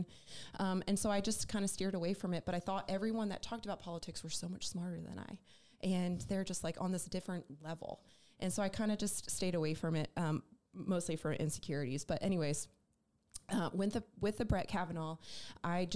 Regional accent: New Jersey, United States; moved away as an adult; also born or lived in Raleigh, North Carolina; now in Charlotte, United States; I'm originally actually from South Jersey

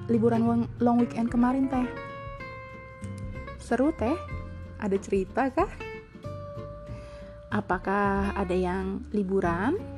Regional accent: Depok, West Java, Indonesia; also born or lived in Jakarta; now in Bandung, Indonesia; Aku ini besarnya berpindah-pindah daerah, berpindah-pindah negara, ngikutin papa kerja tapi tetap asal aku dari Depok. Aku lahir di Jakarta

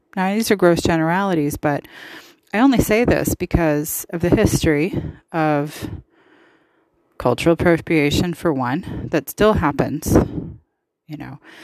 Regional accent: the West, United States; I'm from the West. All my family's from the West, all from San Francisco

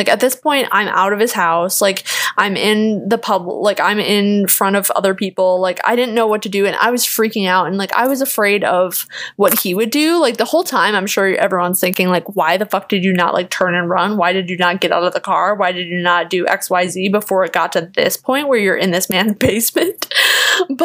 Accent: Kenosha, Wisconsin, United States; moved away as an adult; now in Chicago, United States; I was from Kenosha

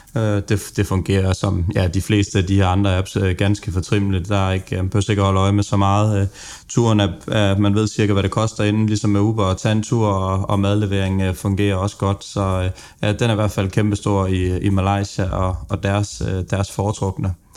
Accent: Funen, Southern Denmark, Denmark; jeg er jo også Fynbo

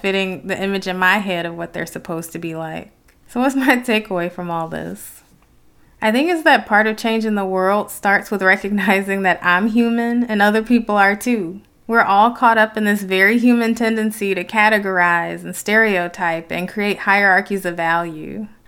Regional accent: Detroit, Michigan, United States; some of my experiences growing up in Detroit

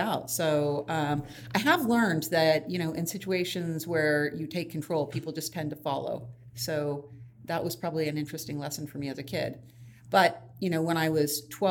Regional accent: Los Angeles, California, United States; I actually grew up in the San Fernando Valley. It's a suburb

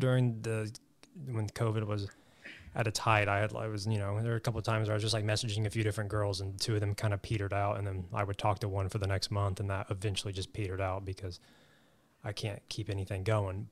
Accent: Southwest Missouri, United States; moved away as an adult; now in Los Angeles, United States; I grew up in Southwest Missouri. Grew up on a farm

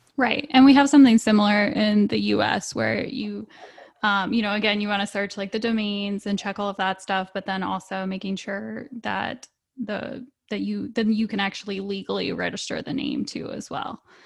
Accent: Virginia, United States; I'm from Virginia

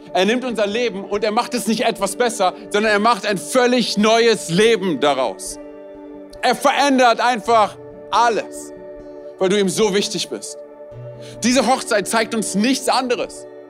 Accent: Romania; moved away; ich bin Rumäne.

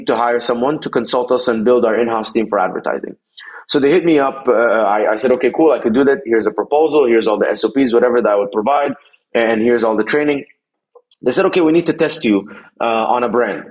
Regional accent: Dubai, United Arab Emirates; moved away as an adult; also born or lived in Egypt; now in United States; I was born in Egypt. I grew up in Dubai for 17 years or so. Then came to America in 2011

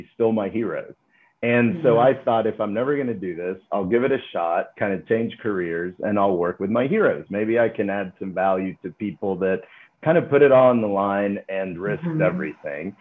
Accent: Dallas, Texas, United States; Grew up in Dallas, Texas. So, you know, ended up coming back home

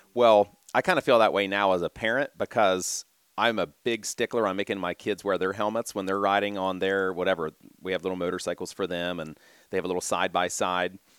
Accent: Marietta, Ohio, United States; I'm a Washington County native, right? I grew up, uh, just north of Marietta

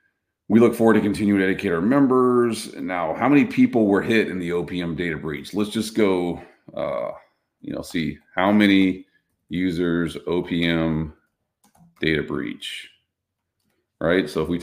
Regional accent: Texas, United States; I grew up in Navarro County, Texas.

